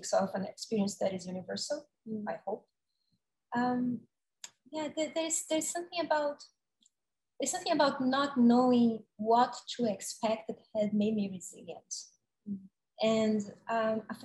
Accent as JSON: {"language": "English", "town": "Salvador", "region": "Bahia", "country": "Brazil", "tie": "born or raised there", "moved": "yes", "lives_now": "New York City, United States", "said": "I came from my hometown, Salvador, to New York, and I stayed here the rest of my life."}